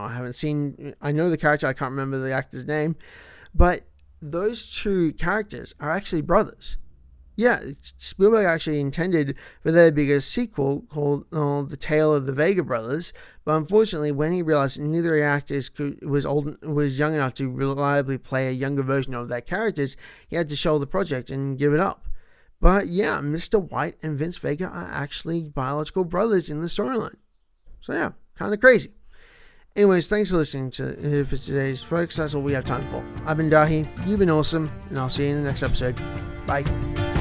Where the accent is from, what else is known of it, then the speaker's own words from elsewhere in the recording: Melbourne, Victoria, Australia; first language English; Melbourne, my hometown